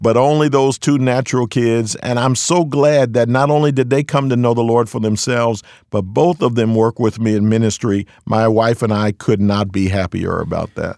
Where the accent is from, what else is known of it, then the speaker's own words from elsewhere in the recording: Philadelphia, Pennsylvania, United States; moved away as an adult; also born or lived in California; now in Fremont, United States; I'm born and raised in Philadelphia, P A. Spent my first thirty-one years there.